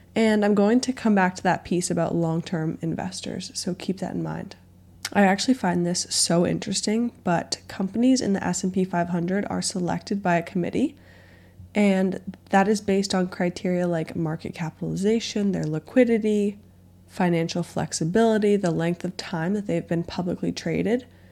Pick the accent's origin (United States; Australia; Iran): United States; Boston, Massachusetts; I grew up in the Boston area